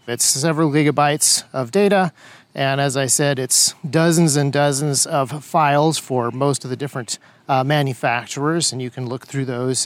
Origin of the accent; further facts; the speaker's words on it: United States; As an American conservative